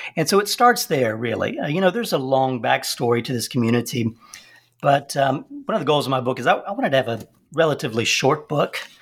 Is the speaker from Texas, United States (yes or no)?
yes; Texas, United States; moved away; also born or lived in Transylvania, Romania; growing up in Texas